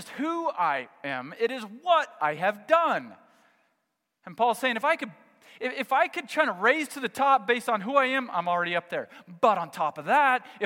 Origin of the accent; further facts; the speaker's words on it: United States; I'm American